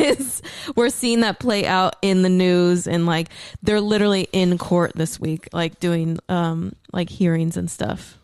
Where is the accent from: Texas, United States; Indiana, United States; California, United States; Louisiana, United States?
Texas, United States; outside of Dallas; we just like grew up outside of Dallas